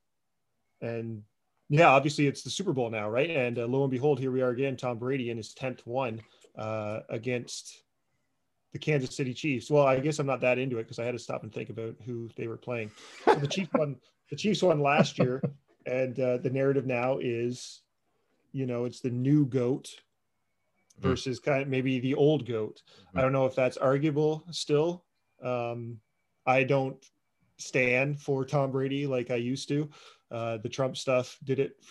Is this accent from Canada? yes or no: yes; Canada; we are Canadian